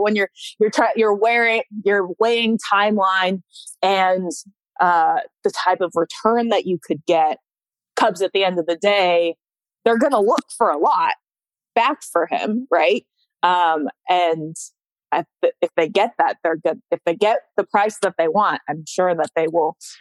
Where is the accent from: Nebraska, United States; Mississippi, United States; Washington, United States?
Washington, United States; West Coast; moved away; I grew up on the West Coast